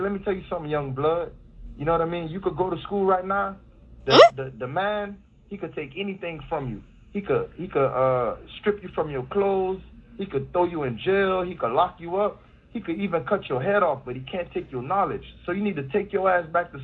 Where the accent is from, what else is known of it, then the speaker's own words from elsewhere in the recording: Miami, Florida, United States; I grew up in Lil Haiti